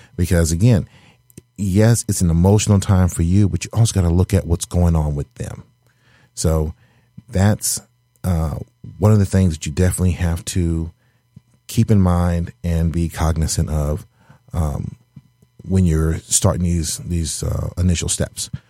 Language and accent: English; the South, United States; now in Michigan, United States; I'm originally from the South